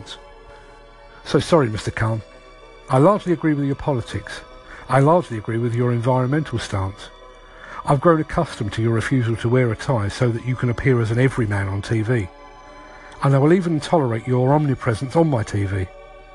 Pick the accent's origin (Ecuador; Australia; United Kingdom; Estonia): United Kingdom; London; I grew up in London